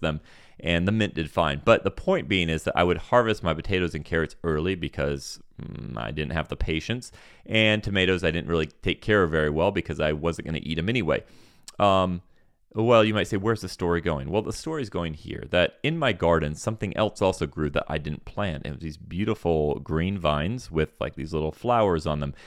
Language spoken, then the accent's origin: English; Senegal; I grew up in Senegal, West Africa